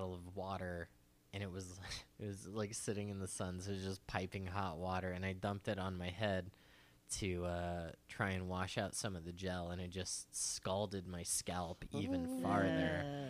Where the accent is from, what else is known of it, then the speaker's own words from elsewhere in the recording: Phoenix, Arizona, United States; Growing up in Phoenix, our family, like I come from like a moderately wealthy family